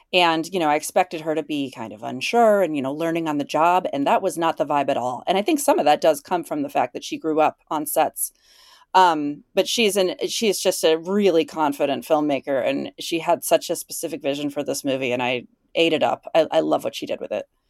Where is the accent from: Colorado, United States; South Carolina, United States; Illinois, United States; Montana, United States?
Illinois, United States; moved away as an adult; also born or lived in Chicago, United States / Minneapolis, United States; where I grew up in Illinois